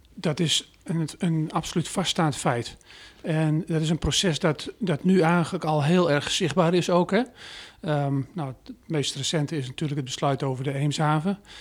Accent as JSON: {"language": "Dutch", "area": "Veenkoloniën", "region": "Groningen", "country": "Netherlands", "tie": "born or raised there", "said": "als Groninger, hè, ehm, eh, ik ben opgegroeid in de Venkoloniën."}